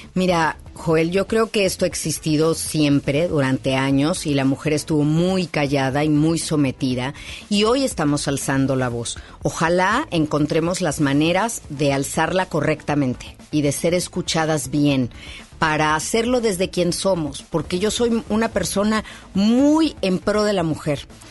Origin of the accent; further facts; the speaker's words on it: Mexico City, Mexico; en la Ciudad de México, de donde yo soy